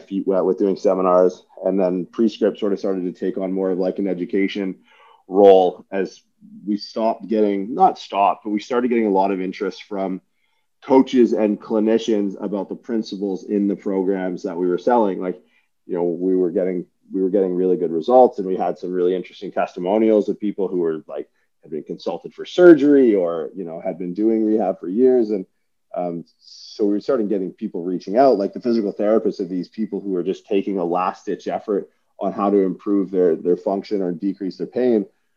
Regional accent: Windsor, Ontario, Canada; also born or lived in St. John's, Newfoundland; I worked for Good Life for years as a kid growing up in Windsor

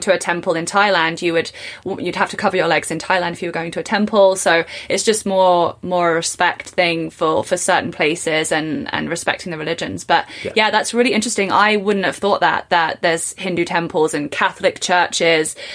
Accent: England, United Kingdom; I was born in England and I went to university in England

